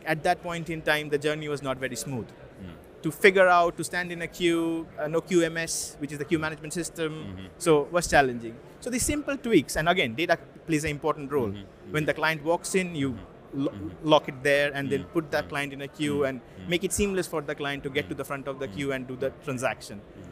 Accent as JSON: {"language": "English", "country": "India", "tie": "born or raised there", "also_born_or_lived": "Russia", "moved": "as an adult", "lives_now": "United Kingdom", "said": "I'm from India. So I spent most of my, until my 20s in India"}